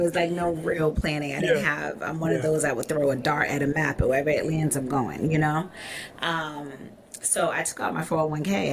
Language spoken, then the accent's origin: English; Boston, Massachusetts, United States; moved away as an adult; also born or lived in Fairfax, Virginia; now in Tulum, Mexico; I'm from Boston, Massachusetts